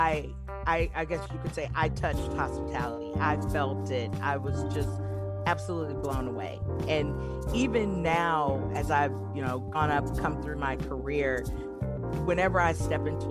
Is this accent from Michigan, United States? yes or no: yes; Michigan, United States; I'm originally from Michigan